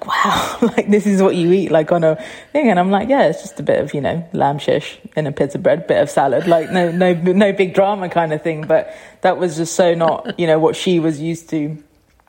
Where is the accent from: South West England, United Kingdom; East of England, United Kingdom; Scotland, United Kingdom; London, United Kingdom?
London, United Kingdom; growing up in North London in a Cypriot household